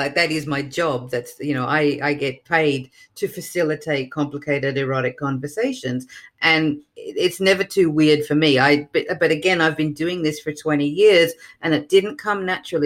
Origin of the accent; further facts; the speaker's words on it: Melbourne, Victoria, Australia; now in New York, United States; I'm originally from Melbourne, Australia, but I live in New York now